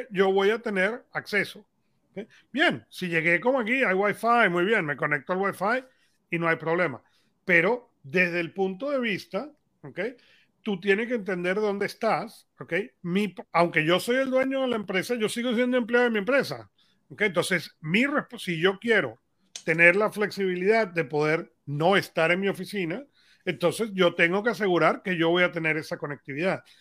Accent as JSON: {"language": "Spanish", "country": "Venezuela", "said": "somos venezolanos"}